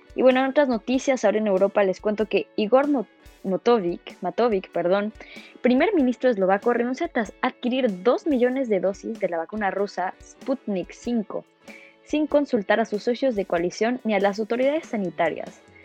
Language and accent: Spanish; Mexico